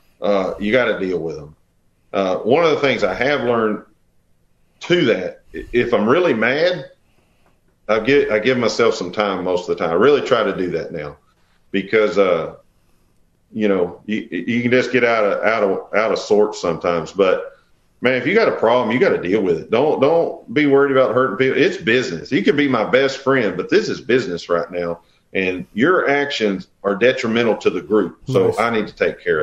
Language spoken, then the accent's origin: English; Texas, United States; we're from Texas